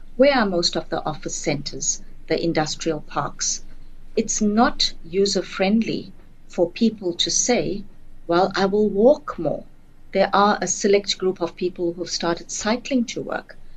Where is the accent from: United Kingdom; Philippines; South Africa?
South Africa